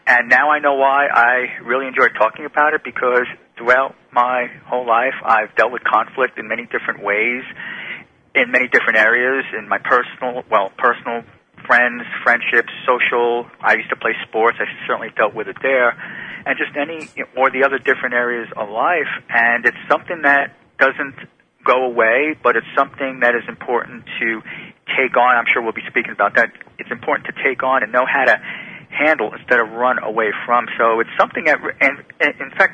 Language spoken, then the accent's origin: English; New Jersey, United States; I loved growing up in New Jersey